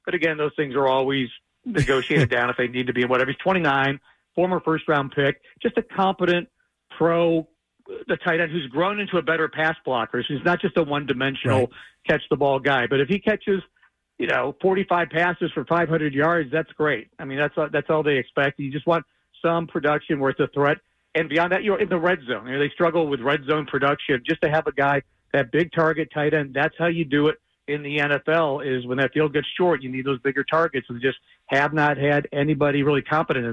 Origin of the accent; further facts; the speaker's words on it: Ohio, United States; I grew up in Ohio, so I'm an Ohio State fan.